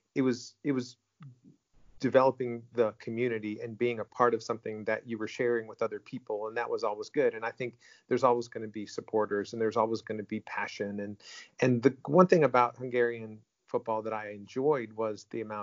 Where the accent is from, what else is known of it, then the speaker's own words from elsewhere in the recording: United States; growing up in the United States